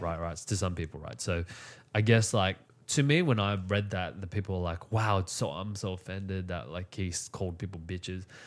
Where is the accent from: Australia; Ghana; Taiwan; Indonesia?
Australia; I come from Australia